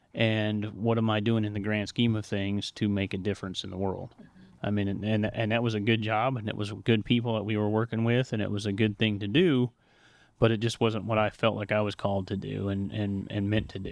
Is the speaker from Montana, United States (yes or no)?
yes; Montana, United States; moved away as an adult; I grew up in the Pacific Northwest in Montana